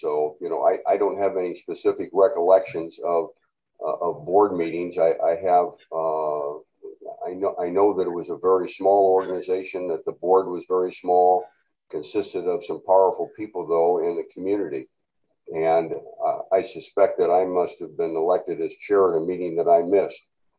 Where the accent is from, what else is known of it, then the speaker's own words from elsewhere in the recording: Walcott, Iowa, United States; But as a single child growing up in Walcott, Iowa.